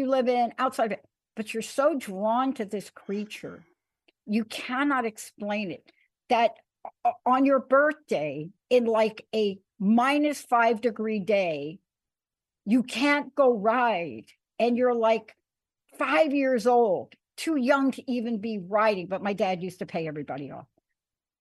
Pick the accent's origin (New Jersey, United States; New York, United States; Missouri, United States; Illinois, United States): New York, United States; New York City; I grew up in New York